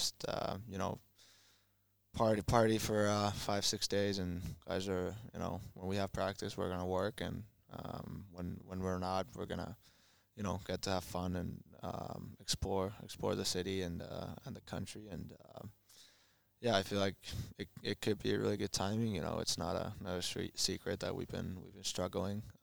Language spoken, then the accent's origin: English; Finland; moved away as an adult; also born or lived in Winnipeg, Canada; now in Columbus, United States; in my hometown, Florida